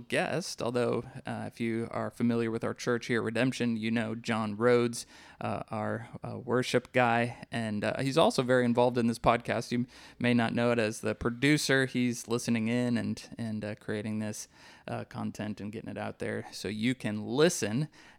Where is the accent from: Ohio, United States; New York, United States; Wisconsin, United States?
Wisconsin, United States; the little Methodist church that I grew up in Wisconsin